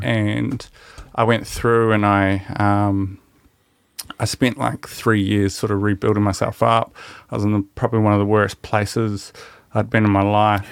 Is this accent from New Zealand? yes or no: yes; New Zealand; as Kiwi men